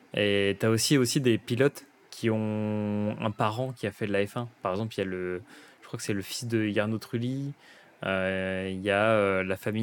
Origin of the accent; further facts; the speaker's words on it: France; en tant que Français